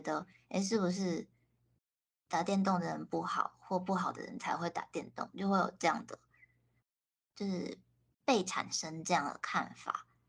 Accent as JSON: {"language": "Chinese", "country": "Taiwan", "also_born_or_lived": "Japan", "said": "他们可能就只认识我一个台湾人"}